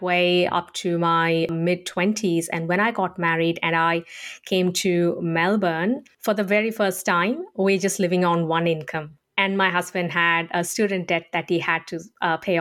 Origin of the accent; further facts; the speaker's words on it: India; moved away as an adult; now in Australia; I grew up in India and I've only been in Australia since 2006